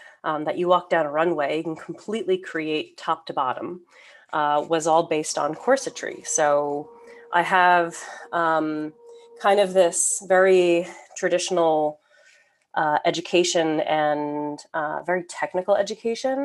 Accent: suburban Northeast New Jersey, United States; I grew up in suburban Northeast New Jersey, so about 40 minutes outside of Manhattan

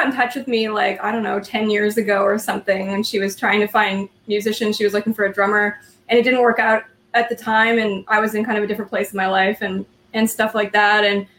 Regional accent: Vancouver, British Columbia, Canada; moved away as an adult; now in Montreal, Canada; I'm from Vancouver originally, and like, there are a decent number of musicians there

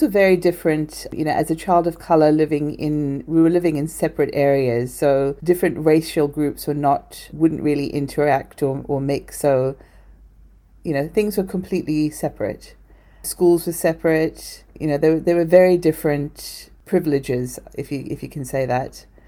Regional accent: South Africa; moved away; I was born in South Africa, and sustainability is just a way of life there

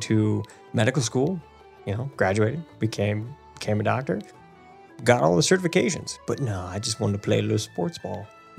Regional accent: Illinois, United States; moved away; also born or lived in California; technically, Indianapolis Colts was actually closer to my hometown in Illinois than Chicago.

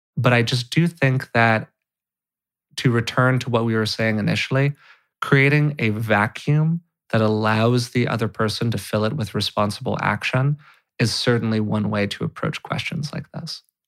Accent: California, United States; being a white, straight male growing up in California

